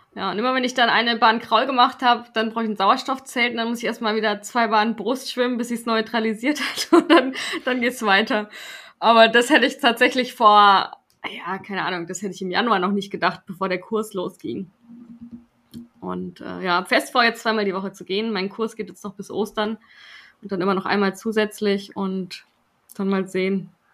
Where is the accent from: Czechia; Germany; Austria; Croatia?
Germany; Swabia; ich bin Schwabe